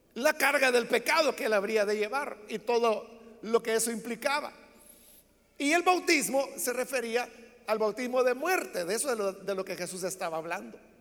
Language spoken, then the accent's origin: Spanish; El Salvador; entonces quizás no soy salvadoreño